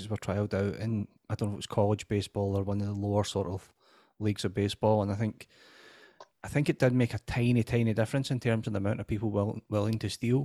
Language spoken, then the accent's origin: English; United Kingdom; being British